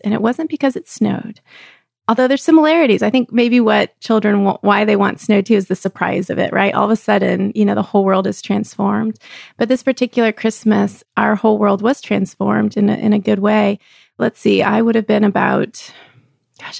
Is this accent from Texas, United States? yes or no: yes; Texas, United States; I grew up in Texas